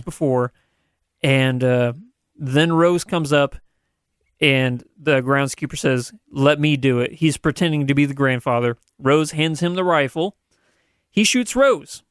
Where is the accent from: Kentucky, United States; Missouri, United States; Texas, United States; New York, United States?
Missouri, United States; Southern; we're from Southern Missouri